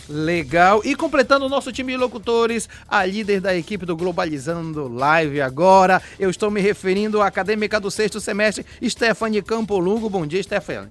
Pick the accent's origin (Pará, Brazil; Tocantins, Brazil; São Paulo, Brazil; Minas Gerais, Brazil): Pará, Brazil; Vigia; eu sou de Vigia